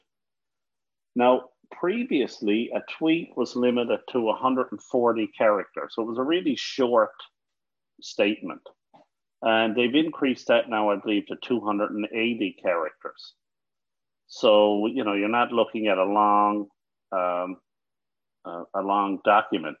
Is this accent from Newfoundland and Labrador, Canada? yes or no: yes; Newfoundland and Labrador, Canada; now in Ottawa, Canada; I'm from Newfoundland